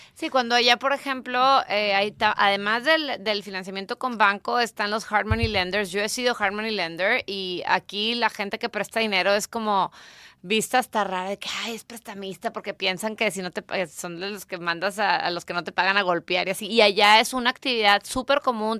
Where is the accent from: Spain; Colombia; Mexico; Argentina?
Mexico; now in United States; como buena mexicana que soy y amo este país